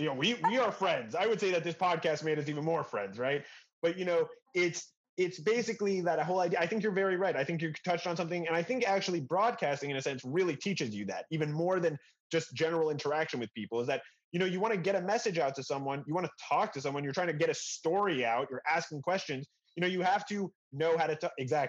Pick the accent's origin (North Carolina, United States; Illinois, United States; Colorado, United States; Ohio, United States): Colorado, United States; Denver; now in Israel; Denver, Colorado.